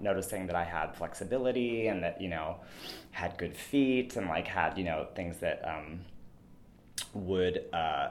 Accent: McDonald, Pennsylvania, United States; I grew up in a tiny town called McDonald

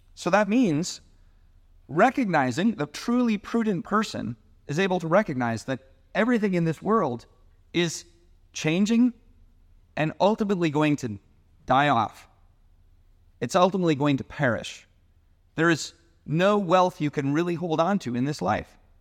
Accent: Seattle, Washington, United States; moved away; I grew up in Seattle

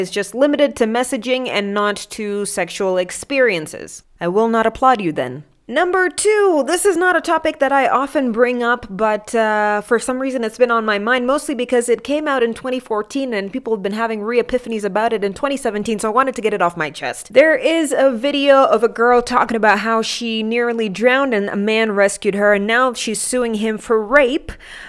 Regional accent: Kenya; I love being Kenyan.

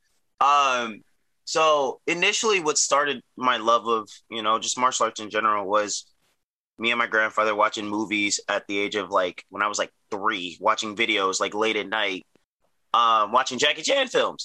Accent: Arlington, Virginia, United States; also born or lived in Alexandria, Virginia; I was born and raised in the United States, more specifically Arlington, Virginia.

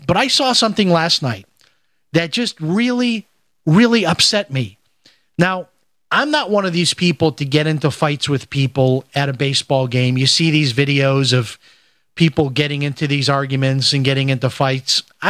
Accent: Chicago, Illinois, United States; And it's kind of like it how it used to be when I grew up in Chicago. We would go to the White Sox games

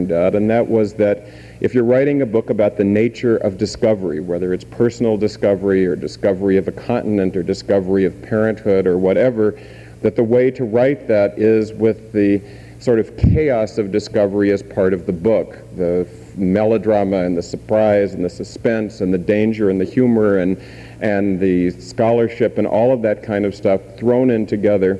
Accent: Tacoma, Washington, United States; I grew up part of the time in Tacoma, Washington, where my grandmother still lives

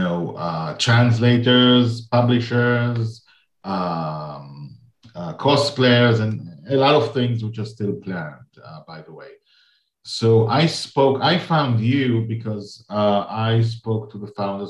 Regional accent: Nigeria; I'm from Nigeria

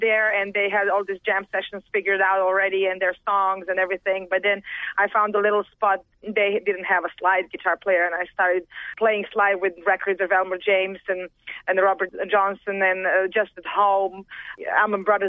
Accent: Belgrade, Serbia; growing up in Serbia, I guess I was always like a world citizen

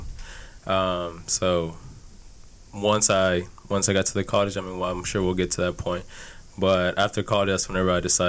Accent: Houston, Texas, United States; Born and raised in Houston.

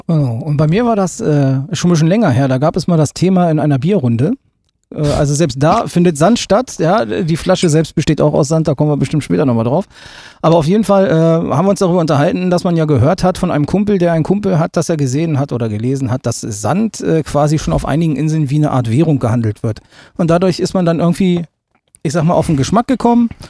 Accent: Gifhorn, Lower Saxony, Germany; komme selber aus Gifhorn, bin gebürtiger Gifhorner

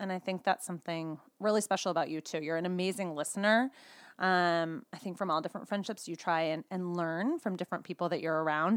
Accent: California, United States; now in Boulder, United States; I'm truly a California girl at heart, but currently, my family and I live in Boulder, Colorado

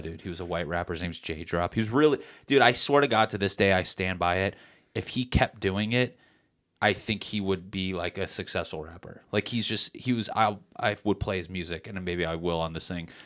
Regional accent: Meriden, Connecticut, United States; now in Los Angeles, United States; Connecticut in my hometown, Meriden, we just so happen to have a big Puerto Rican and Black population

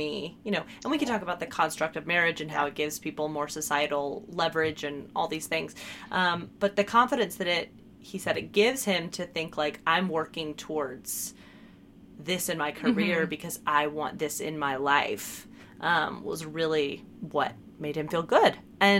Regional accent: the South, United States; growing up in the South

